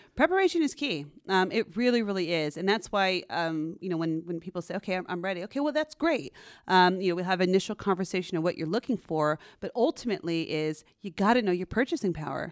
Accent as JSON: {"language": "English", "town": "San Jose", "region": "California", "country": "United States", "tie": "born or raised there", "also_born_or_lived": "Stanford, California", "said": "I'm a Bay Area native, so I'm from um, pretty much born and raised over here in San Jose, California"}